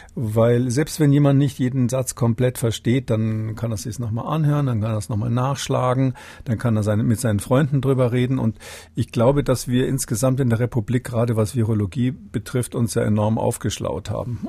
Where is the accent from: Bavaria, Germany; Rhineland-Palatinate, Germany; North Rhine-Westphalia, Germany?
Bavaria, Germany; als Bayer